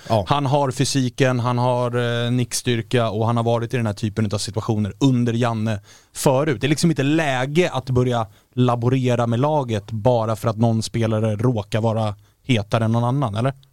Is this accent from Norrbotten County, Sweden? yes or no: no; Stockholm, Stockholm County, Sweden; som stockholmare